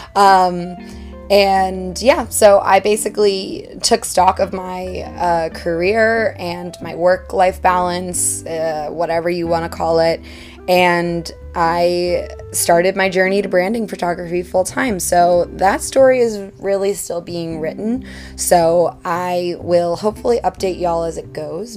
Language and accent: English; Washington, District of Columbia, United States; moved away as an adult; now in Hudson Valley, New York, United States; I'm originally from Washington, D.C., but over the past three years, I have been living in the Hudson Valley of New York